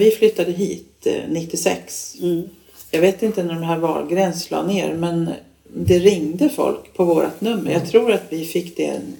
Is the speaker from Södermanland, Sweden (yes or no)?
no; Upplands Väsby, Stockholm County, Sweden; Och jag som jag är uppväxt i Upplands Väsby och 1972, för det var ju samma utveckling